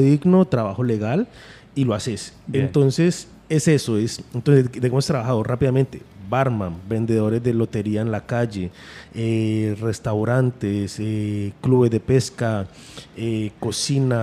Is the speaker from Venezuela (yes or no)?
no; Colombia; Nosotros somos comunidad andina